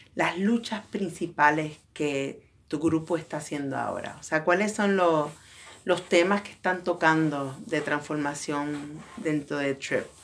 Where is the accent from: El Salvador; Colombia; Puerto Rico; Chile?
Puerto Rico; also born or lived in Bronx, New York; now in New York, United States; yo soy boricua, puertorriqueña